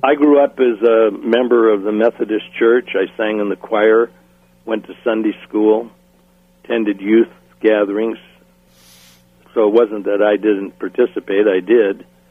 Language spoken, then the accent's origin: English; New London, Wisconsin, United States; moved away; also born or lived in Waupaca, Wisconsin; I grew up in Wisconsin. First five years in New London, in Waupaca, Wisconsin. Then we moved to New London, Wisconsin, where I went from kindergarten all the way through graduation in high school